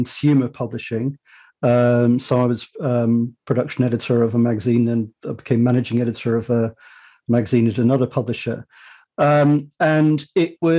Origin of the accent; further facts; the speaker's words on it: United Kingdom; accent: British; as your listeners might have deduced from my accent, I'm British, you know, not in the US